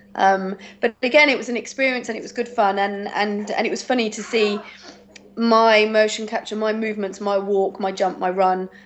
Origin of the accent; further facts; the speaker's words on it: Twycross, East Midlands, United Kingdom; also born or lived in Bristol / Birmingham; I am originally from Bristol, but Twycross born and bred